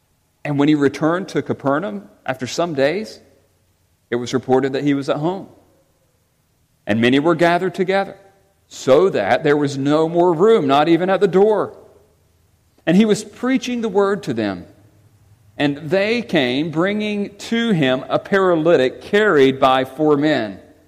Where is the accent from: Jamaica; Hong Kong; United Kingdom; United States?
United Kingdom; England; You know I'm English.